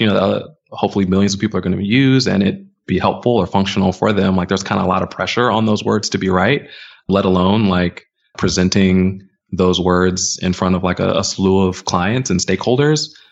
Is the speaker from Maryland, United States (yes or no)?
yes; suburbs outside of DC, Maryland, United States; moved away as an adult; now in New York, United States; I'm originally from Maryland